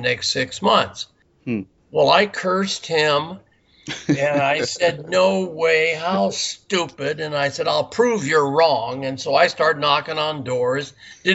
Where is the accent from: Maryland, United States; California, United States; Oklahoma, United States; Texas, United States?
California, United States; Burbank; also born or lived in Simi Valley, California; I was born in Burbank, California, which is right outside of Los Angeles. And then I moved out to a little town called Simi Valley